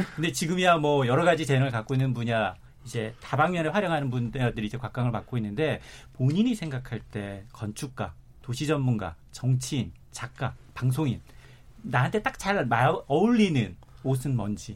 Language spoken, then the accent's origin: Korean; Jeju Island, South Korea; moved away; 제 고향이 제주도예요